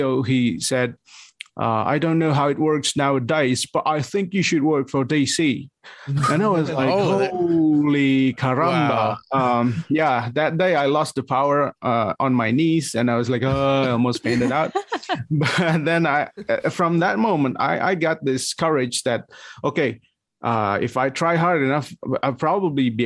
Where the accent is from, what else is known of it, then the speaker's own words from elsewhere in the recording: Bandung, West Java, Indonesia; also born or lived in Jakarta, Indonesia; I moved back to my hometown. I was working in the capital city of Indonesia. It's Jakarta. Yeah. And then I moved back to Bandung